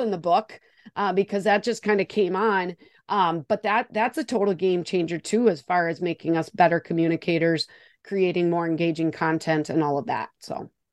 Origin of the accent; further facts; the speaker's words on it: Wisconsin, United States; accent: Wisconsin; I am joining you from Wisconsin